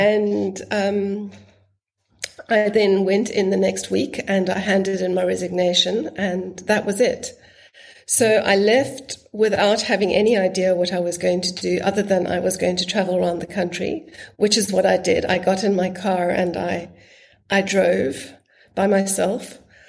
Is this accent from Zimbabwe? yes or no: yes; Zimbabwe; born there; I was born in Zimbabwe, and he'd always spoken about his trips to Minor, but I'd never gone.